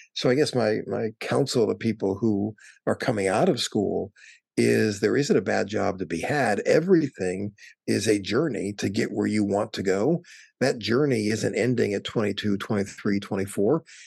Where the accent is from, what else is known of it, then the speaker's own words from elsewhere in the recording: Wisconsin, United States; moved away as an adult; also born or lived in California; now in Washington, D.C., United States; I grew up in Wisconsin